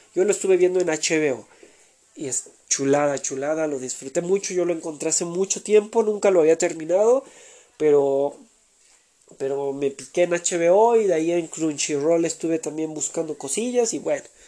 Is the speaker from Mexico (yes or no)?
yes; Mexico; México, que es mi país natal.